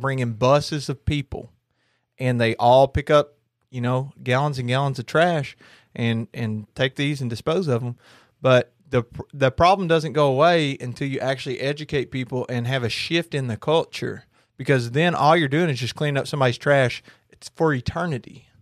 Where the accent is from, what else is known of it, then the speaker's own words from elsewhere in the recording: Kentucky, United States; I'm from Kentucky